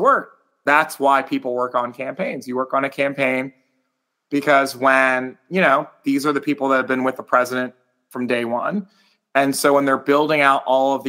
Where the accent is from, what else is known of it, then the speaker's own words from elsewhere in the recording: Trenton, New Jersey, United States; also born or lived in Virginia; now in Washington, D.C., United States; I grew up as like a very confused Blasian in Trenton, New Jersey